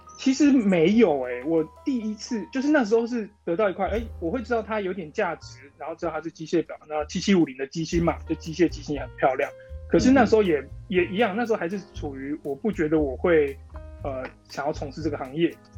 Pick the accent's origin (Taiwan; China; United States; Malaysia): Taiwan; Taichung; 我是一个表店的二代，我在台中，从小就在就是台中表店这样子环境长大